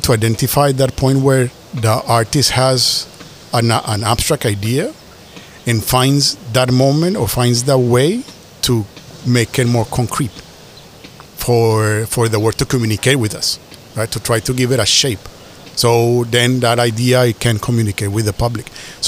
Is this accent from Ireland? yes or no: no; Colombia; moved away; also born or lived in Asia; I was born in Colombia in 1975, and when I was born, it was the beginning of the drug war.